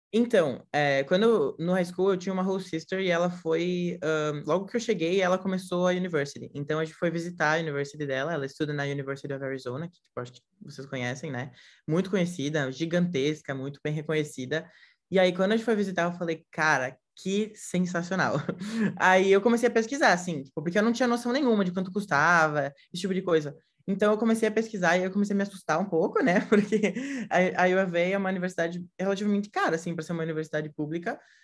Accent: Brazil; now in Florida, United States; eu sou brasileiro

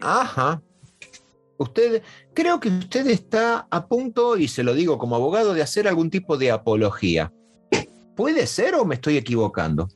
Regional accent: Uruguay; now in Buenos Aires, Argentina; yo nací en Uruguay

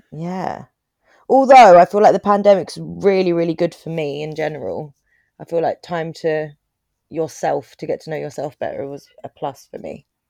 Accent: Croydon, London, United Kingdom; I grew up in Croydon

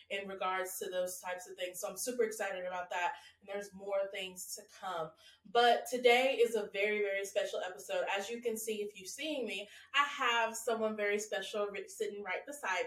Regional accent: Texas, United States; moved away as an adult; now in Southampton, United Kingdom; I'm from Texas

